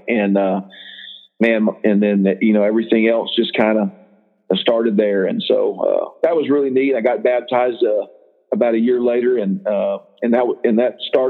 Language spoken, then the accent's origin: English; Houston, Texas, United States; also born or lived in Austin; But, I grew up in Houston about the first 10 years of my life, and then Austin area for a little bit. And then I ended up graduating from Pilot Point High School.